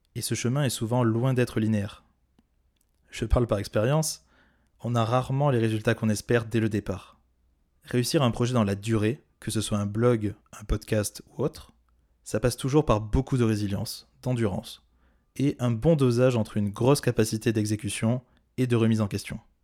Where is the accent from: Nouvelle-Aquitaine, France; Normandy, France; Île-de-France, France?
Nouvelle-Aquitaine, France; Corrèze; moved away; Je t'enregistre cet épisode depuis mon pays natal puisque je suis retourné en Corrèze